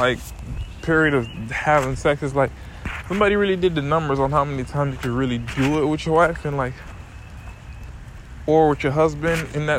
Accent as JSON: {"language": "English", "region": "St. Thomas", "country": "U.S. Virgin Islands", "said": "From St. Thomas, I'm from the Virgin Islands"}